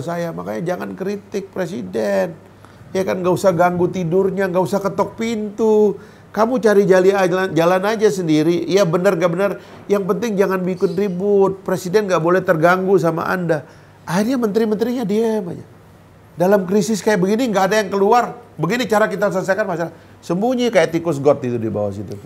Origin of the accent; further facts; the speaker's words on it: Sumbawa, West Nusa Tenggara, Indonesia; saya Sumbawa